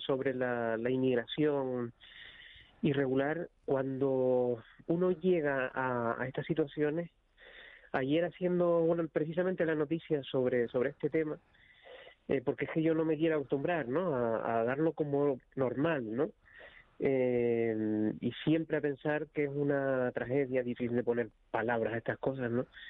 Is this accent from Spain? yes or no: yes; Icod de los Vinos, Canary Islands, Spain; moved away; yo soy de cerca de la Isla Baja, de, de Inco de los Vinos, y claro, eh, no, no vivo allí